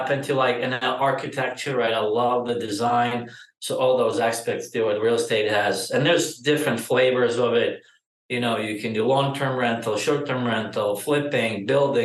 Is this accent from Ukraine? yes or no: yes; Ukraine; moved away as an adult; now in Austin, United States; I'm originally from Ukraine, and like my initial experience go back to probably 2006 or 7 when I done some deals back home with my dad